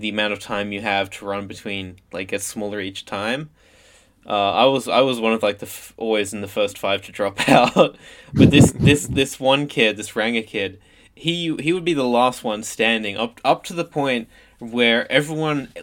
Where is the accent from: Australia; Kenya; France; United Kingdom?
Australia; we're Aussie